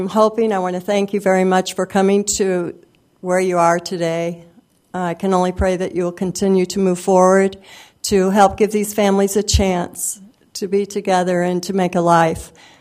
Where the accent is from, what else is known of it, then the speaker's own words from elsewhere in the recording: Champaign, Illinois, United States; moved away as an adult; now in Urbana, United States; I live in Urbana, but I want you to know I was raised in Champaign